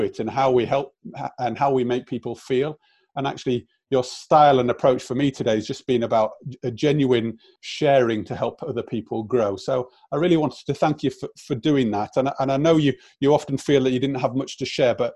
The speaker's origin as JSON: {"language": "English", "country": "South Africa", "tie": "born or raised there", "said": "Born and brought up in South Africa"}